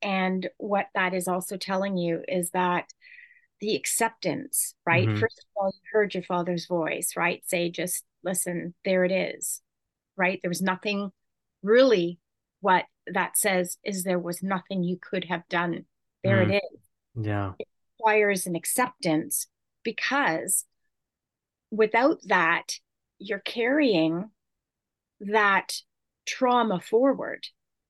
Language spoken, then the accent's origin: English; California, United States; I'm Californian.